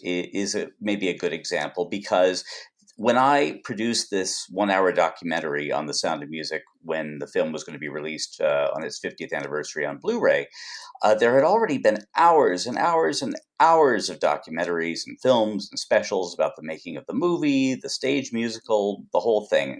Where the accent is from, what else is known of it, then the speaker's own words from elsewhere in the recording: Los Angeles, California, United States; I was born out here in Los Angeles